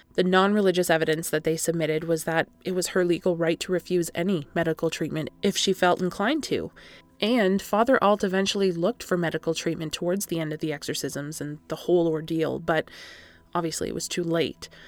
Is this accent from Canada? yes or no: yes; Canada; I am That Canadian